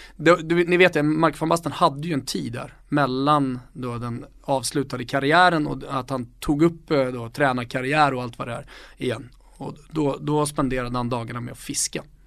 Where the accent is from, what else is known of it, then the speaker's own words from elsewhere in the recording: Stockholm, Stockholm County, Sweden; jag var stockholmare